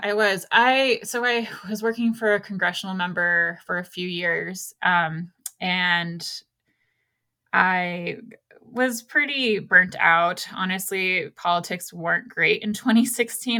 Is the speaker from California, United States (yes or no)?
yes; Ojai, California, United States; moved away as an adult; now in Mammoth Lakes area, United States; I grew up on the coast of California, um, in a small town called Ojai